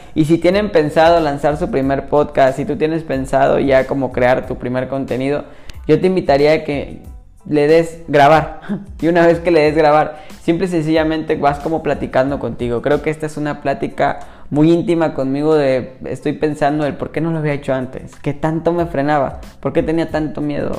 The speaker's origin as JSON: {"language": "Spanish", "town": "Mérida", "region": "Yucatán", "country": "Mexico", "tie": "born or raised there", "said": "yo soy originario de México y soy de Mérida, Yucatán"}